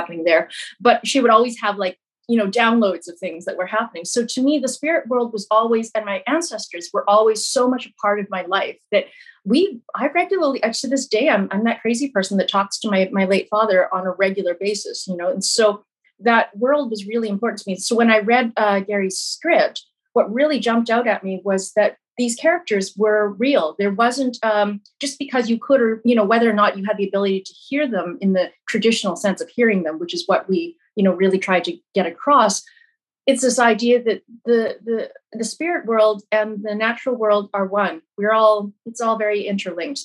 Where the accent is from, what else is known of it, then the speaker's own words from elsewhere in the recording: Brandon, Manitoba, Canada; I grew up in Brandon, Manitoba, we didn't have a huge Chinese population at all